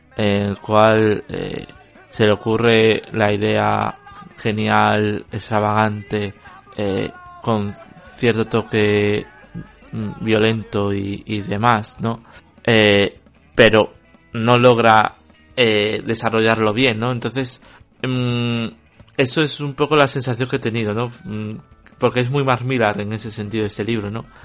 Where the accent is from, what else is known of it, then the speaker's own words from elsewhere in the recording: Spain; seré español y el inglés no será mi, mi lengua materna